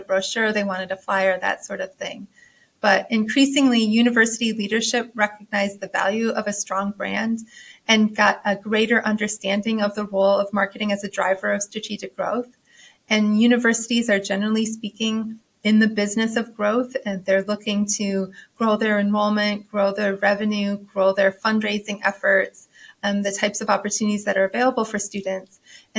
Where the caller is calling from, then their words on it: Norfolk, Virginia, United States; I am joining from Norfolk, Virginia.